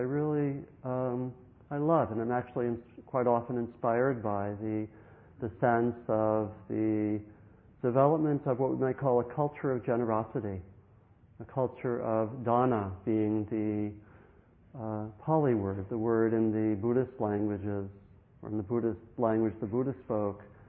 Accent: Maryland, United States; When I grew up in Maryland

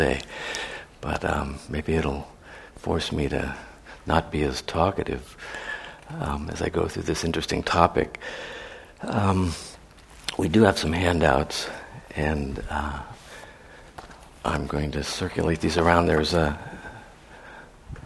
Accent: San Francisco, California, United States; growing up in San Francisco in the 60s

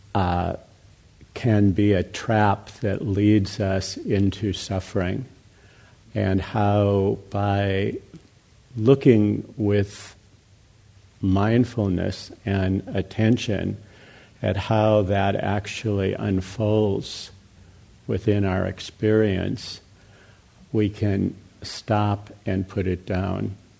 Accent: United States; also born or lived in Burma; I grew up here in America, obviously, in, in the West

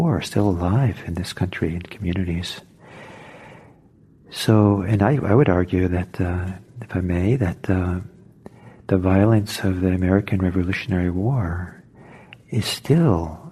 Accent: Norway; now in United States; I'm from Norway, and originally, and I went back there a few times

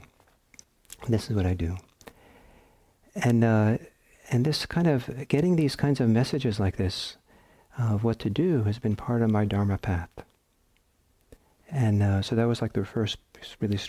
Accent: Norway; also born or lived in San Francisco Bay Area, United States; now in United States; I'm from Norway

